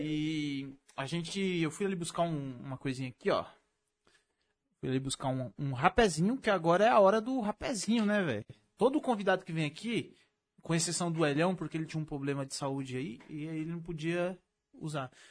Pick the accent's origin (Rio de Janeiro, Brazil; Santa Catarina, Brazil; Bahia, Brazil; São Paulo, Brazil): São Paulo, Brazil; Mauá; Pra ser mais preciso, eu nasci em Mauá. Eu sou mauauense